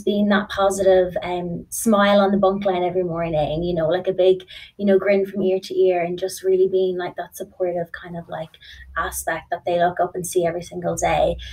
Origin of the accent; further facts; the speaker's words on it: Ireland; moved away; I'm originally from Ireland